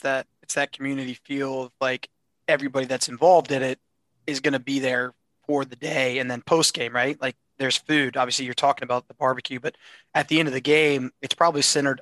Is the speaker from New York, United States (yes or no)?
no; Wisconsin, United States; That's where we're from